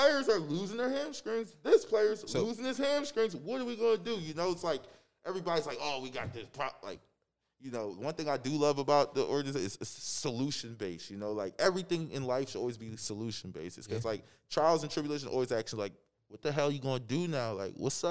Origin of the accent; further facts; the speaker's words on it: Upper Darby, Pennsylvania, United States; growing up in Upper Darby